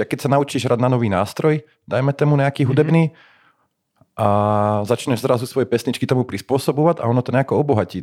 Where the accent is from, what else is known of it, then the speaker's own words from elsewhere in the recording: Slovakia; sme Slováci